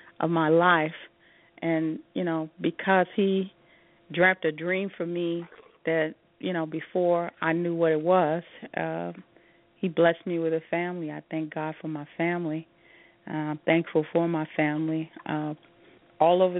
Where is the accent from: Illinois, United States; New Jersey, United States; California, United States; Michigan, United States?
Illinois, United States; Chicago; I'm a Chicagoan, Rodney. I'm a Chicagoan to my heart till